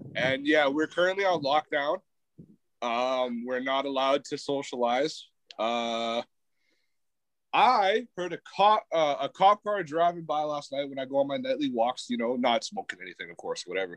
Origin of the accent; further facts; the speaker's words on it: Canada; also born or lived in Winnipeg, Manitoba; fellow Canadians